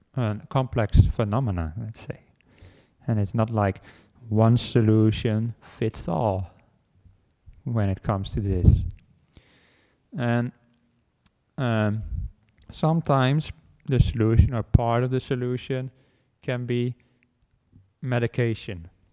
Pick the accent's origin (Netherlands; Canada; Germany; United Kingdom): Netherlands; moved away as an adult; now in Australia; I came with the airplane from the Netherlands where I was where I was born and grown, where I grew up